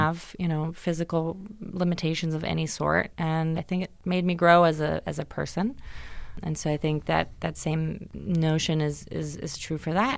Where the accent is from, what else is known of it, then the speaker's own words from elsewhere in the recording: Germany; moved away; I grew up in Germany, but my dad's American, so I would come to the States every summer